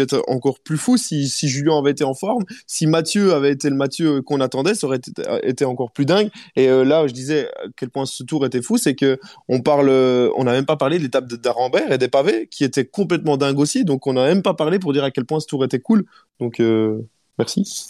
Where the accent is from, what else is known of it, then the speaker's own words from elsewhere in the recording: Belgium; chez nous en Belgique